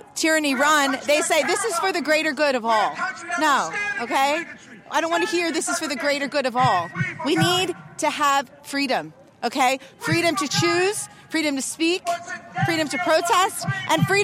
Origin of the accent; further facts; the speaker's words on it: Philadelphia, Pennsylvania, United States; now in Washington, D.C., United States; I came here in D.C. I'm local. Okay. Yeah. I'm from Philadelphia